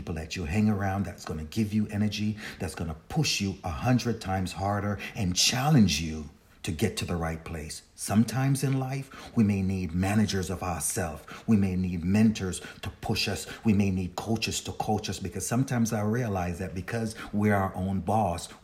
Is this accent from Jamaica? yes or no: yes; Jamaica; I'm a Jamaican, and I was born in Jamaica, and my aunt raised me